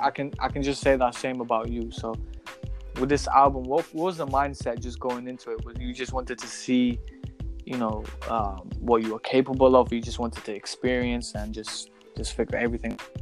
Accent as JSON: {"language": "English", "town": "Glasgow", "region": "Scotland", "country": "United Kingdom", "tie": "born or raised there", "said": "because we were just some kids growing up in Glasgow"}